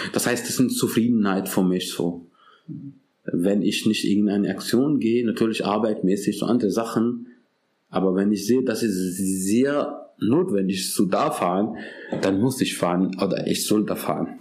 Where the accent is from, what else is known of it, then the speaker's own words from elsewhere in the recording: Pakistan; German is a second language; now in Germany; Ich komme übrigens aus Pakistan